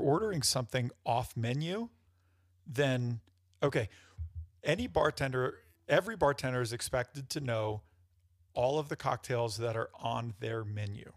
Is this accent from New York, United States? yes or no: yes; New York, United States; now in Denver, United States; I'm from New York